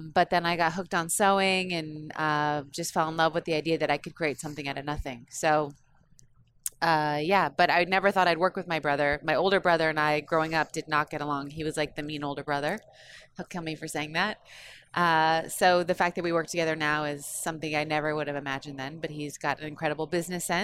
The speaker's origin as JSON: {"language": "English", "town": "San Diego", "region": "California", "country": "United States", "tie": "born or raised there", "said": "I grew up in San Diego"}